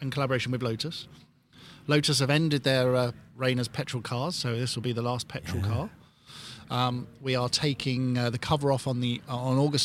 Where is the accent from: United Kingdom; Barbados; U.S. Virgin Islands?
United Kingdom; Hertfordshire, East of England; moved away as an adult; now in California, United States; a little British car mechanic growing up in Hertfordshire